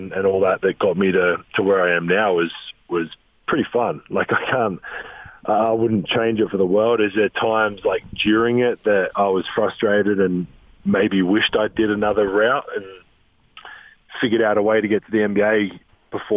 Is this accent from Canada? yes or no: no; Adelaide, South Australia, Australia; moved away as an adult; now in Utah, United States; Adelaide, my hometown